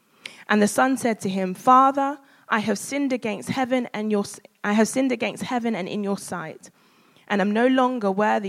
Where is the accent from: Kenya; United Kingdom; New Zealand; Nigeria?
Nigeria; because I'm a Nigerian woman.